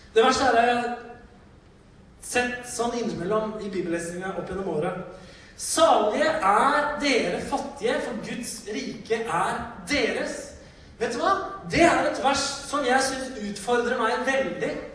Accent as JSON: {"language": "Norwegian", "country": "Norway", "said": "Vi kom fra Norge. Vi kom fra et annet kongerike som hadde så uendelig mye mer ressurser"}